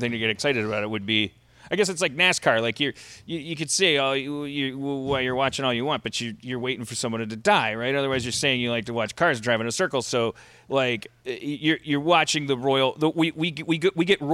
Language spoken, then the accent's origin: English; United States; I'm American